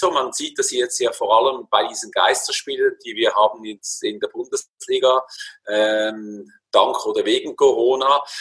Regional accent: Switzerland; Bei uns in der Schweiz war es äh, Sion zum Beispiel äh, eine Zeit lang, die extrem Druck gemacht haben auf den Schiedsrichter.

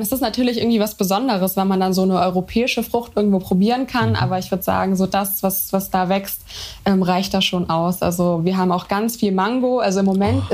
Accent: Germany; also born or lived in Brazil; ich bin nicht in Brasilien geboren, aber meine Mutter kommt eben aus Brasilien und ähm, ja, ich bin auch bilingual

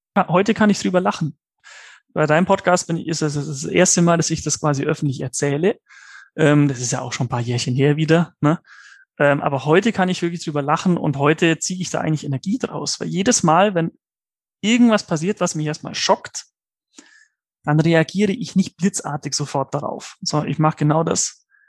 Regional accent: Allgäu, Bavaria, Germany; ich bin ja gebürtiger Allgäuer

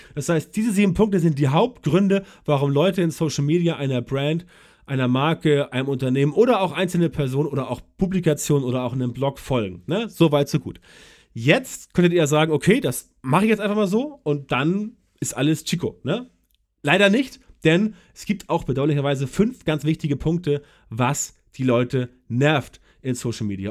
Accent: Germany; bei uns in Deutschland

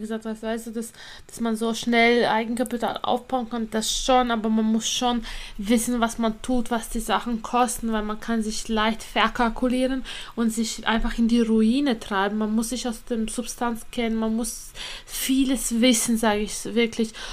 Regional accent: Latvia; now in Germany; ich komme ja ursprünglich aus Lettland

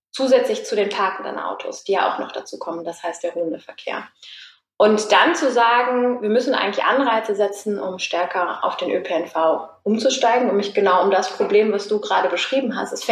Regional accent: Cologne, North Rhine-Westphalia, Germany; Ähm, wir sind ja jetzt hier gerade in Sürth. Ich komme aus der Kölner Innenstadt.

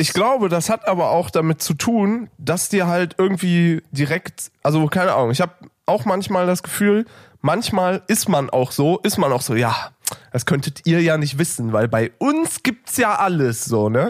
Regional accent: near Düsseldorf, North Rhine-Westphalia, Germany; now in Berlin, Germany; ich wohne so nah an Holland

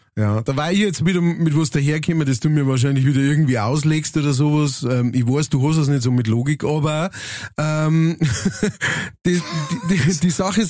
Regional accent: Upper Palatinate, Bavaria, Germany; bei uns in der Oberpfalz

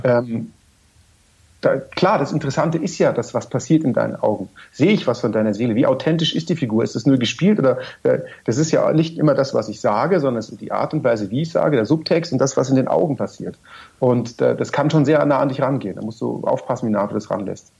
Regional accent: Munich, Bavaria, Germany; als Münchner

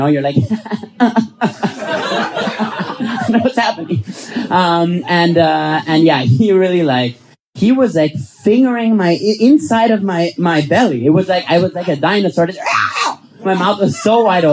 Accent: Vienna, Austria; I'm from Vienna

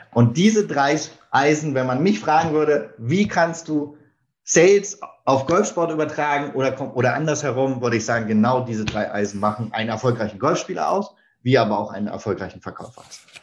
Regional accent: Berlin, Germany; now in Hamburg, Germany; ich bin äh, in Berlin geboren und aufgewachsen und bin dort ganz klassisch zur Schule gegangen

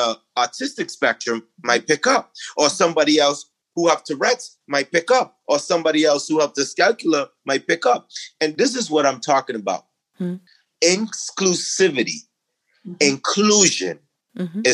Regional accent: Exuma, Bahamas; I'm originally from Exuma, Bahamas. It's a rural island, not much development. I grew up on, you know, kind of a farm.

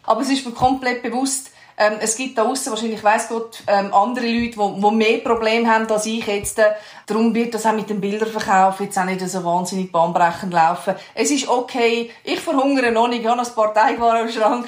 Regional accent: Switzerland; wir uns als Schweizer

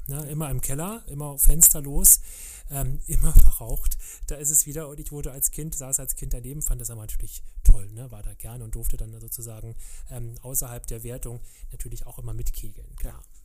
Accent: Berlin, Germany; ich bin ja in Kreuzberg groß geworden

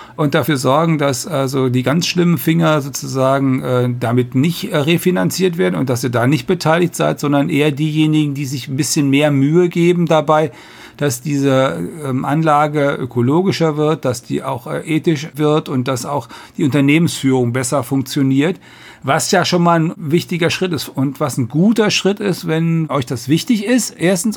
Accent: North Rhine-Westphalia, Germany; moved away; ich komme aus der Landwirtschaft und äh, am Niederrhein, wo, wo meine Eltern leben und mein Bruder

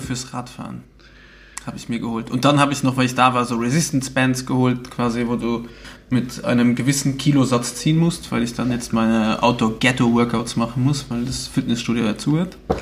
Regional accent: Luxembourg; Bei uns in Luxemburg nennen wir das Carway oder K-Ways

